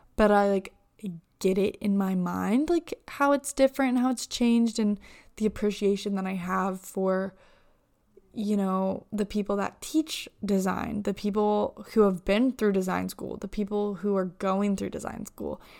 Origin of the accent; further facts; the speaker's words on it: Indiana, United States; I'm from Indiana